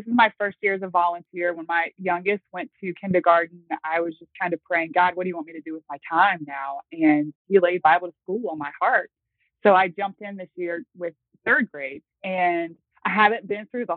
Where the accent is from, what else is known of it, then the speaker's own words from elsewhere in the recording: Virginia, United States; also born or lived in North Carolina; now in Manheim, United States; I am originally from Virginia